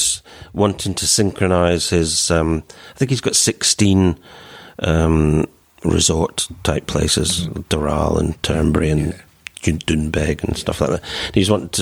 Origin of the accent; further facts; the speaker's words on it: London, United Kingdom; also born or lived in Scotland; born in London, played for England, lived in England for 50-odd years, but heart and roots in Scotland.